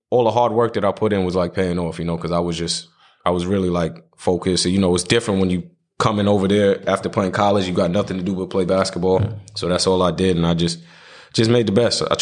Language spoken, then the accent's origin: English; New York, United States; also born or lived in South Carolina; because I was born and raised in New York. So me going to South Carolina, living down there, I'm like, okay, if I can go here